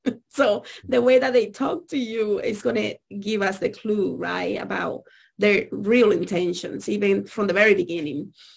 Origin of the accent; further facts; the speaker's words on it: Dominican Republic; I grew up in Dominican Republic